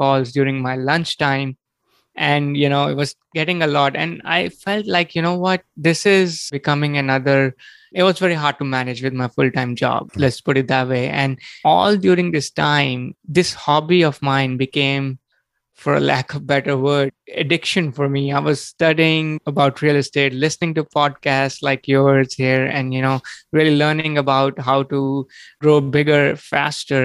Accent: India; moved away as an adult; also born or lived in New York City; now in United States; I was born and brought up in India, and I came to the U.S. in 2003 to get my master's degree.

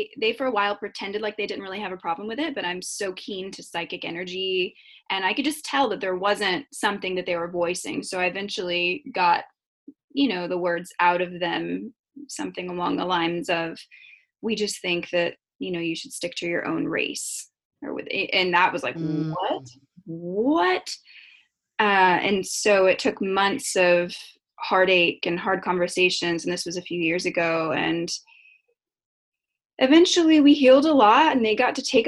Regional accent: the South, Florida, United States; growing up in the South

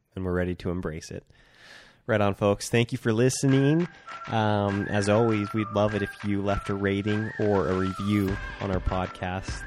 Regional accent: Centralia, Washington, United States; now in Bend, Oregon, United States; moving up to my hometown, Centralia, Washington, in August

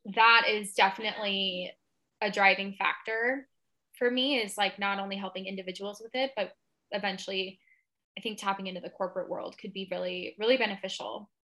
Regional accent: Seattle, Washington, United States; moved away as an adult; also born or lived in Palm Springs, California; I'm from Seattle

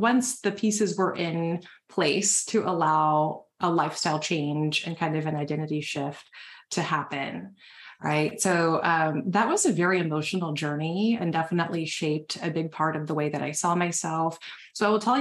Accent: the South, United States; now in Nashville, United States; I was born and raised in the South

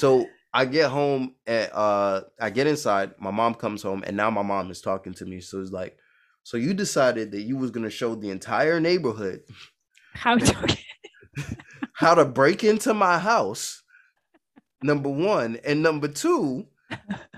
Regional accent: New York City, New York, United States; I grew up in Brooklyn, New York

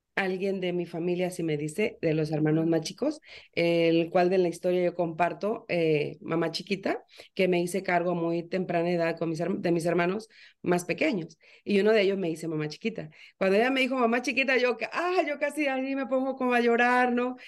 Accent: Veracruz, Mexico; now in Florida, United States; yo soy mexicana, nací en Veracruz, pero hoy por hoy estoy en Florida.

